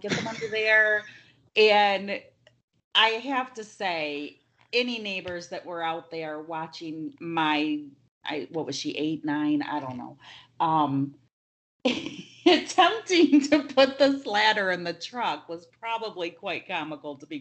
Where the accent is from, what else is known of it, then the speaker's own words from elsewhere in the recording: Linden, Michigan, United States; I grew up in Linden.